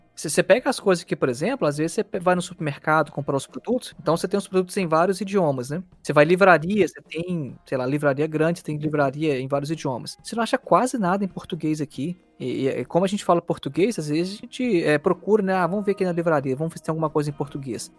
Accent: Belo Horizonte, Minas Gerais, Brazil; now in Nuremberg, Germany; do Brasil, sou de Belo Horizonte

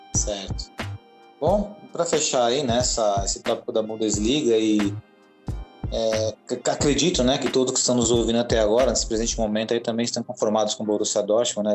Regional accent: Brazil; nós, como brasileiros, né, temos uma cultura diferente dos alemães

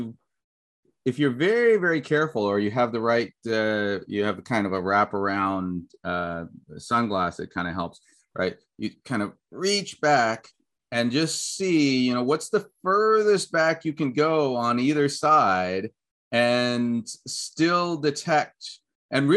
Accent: United States; when I grew up in the States

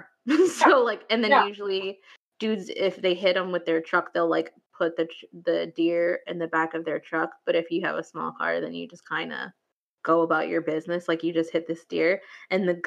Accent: Michigan, United States; moved away as an adult; now in Florida, United States; I'm from Michigan, and when I first moved here 10 long years ago

